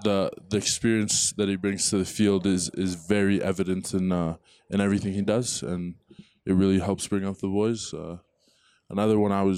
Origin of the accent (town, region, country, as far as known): Vancouver, British Columbia, Canada; moved away as an adult; now in Colorado, United States